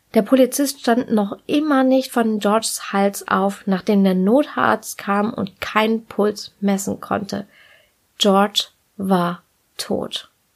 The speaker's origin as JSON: {"language": "German", "area": "Ruhr area", "region": "North Rhine-Westphalia", "country": "Germany", "tie": "born or raised there", "said": "ich bin im Ruhrgebiet geboren und groß geworden"}